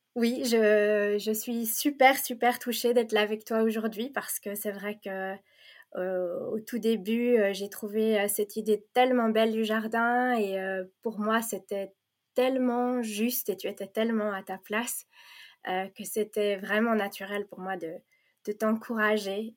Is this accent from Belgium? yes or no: yes; Belgium; first language French; also born or lived in Provence, France; now in Flanders, Belgium; moi j'ai grandi en Belgique, mais je suis née euh, en Provence